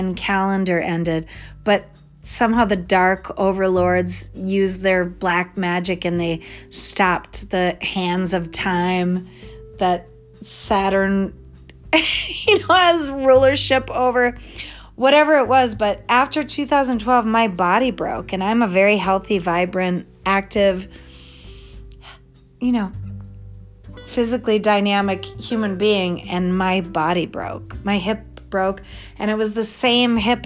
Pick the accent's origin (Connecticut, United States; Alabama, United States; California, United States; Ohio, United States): Connecticut, United States; I was born in Connecticut